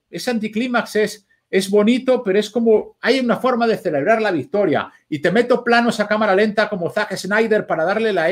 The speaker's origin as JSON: {"language": "Spanish", "town": "Vigo", "region": "Galicia", "country": "Spain", "said": "Pues yo ya digo, oye, mira, si es relevante para lo que yo cuente que yo sea de Vigo, ya lo meteré cuando, cuando toque."}